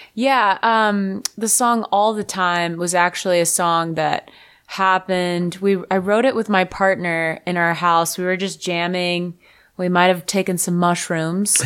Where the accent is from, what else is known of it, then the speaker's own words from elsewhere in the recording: Fort Lauderdale, Florida, United States; moved away; also born or lived in Nashville; I'm from Fort Lauderdale